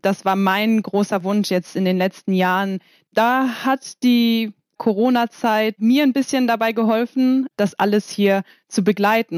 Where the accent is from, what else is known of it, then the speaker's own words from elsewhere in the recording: Kiel, Schleswig-Holstein, Germany; now in Poland; bin letzte Woche nach Kiel gefahren, um mal ein bisschen rauszukommen, wieder in meine Heimat